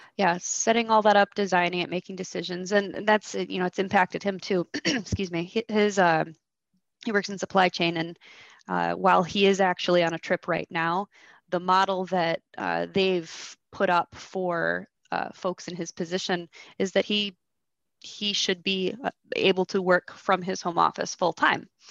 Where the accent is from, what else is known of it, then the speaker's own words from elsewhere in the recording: Michigan, United States; I was born and raised in Michigan